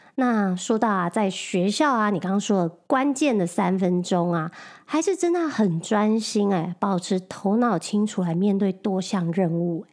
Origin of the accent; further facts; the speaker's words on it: Taiwan; moved away as an adult; now in New York, United States; 我们两个都是在台湾土生土长，没有在这里上过国高中